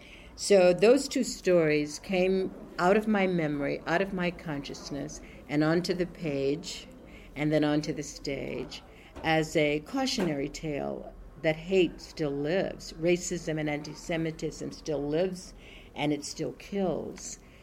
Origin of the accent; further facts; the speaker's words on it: Indianapolis, Indiana, United States; moved away; I grew up in Indianapolis, Indiana. That's kind of flat corn country.